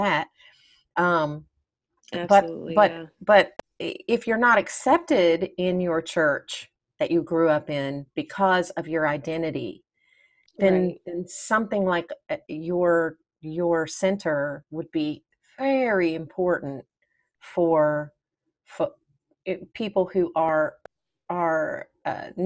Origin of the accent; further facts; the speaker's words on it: Nashville, Tennessee, United States; I grew up in Nashville, Tennessee. That's where I'm from